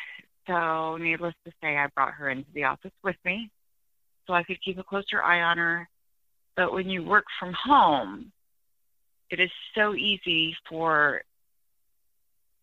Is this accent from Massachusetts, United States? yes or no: no; Iowa, United States; I'm from Iowa